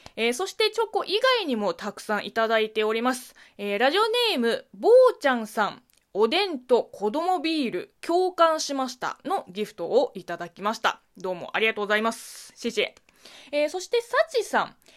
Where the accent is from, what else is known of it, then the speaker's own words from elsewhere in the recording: China; Japanese is a second language; moved away; 中国生まれ、中国育ち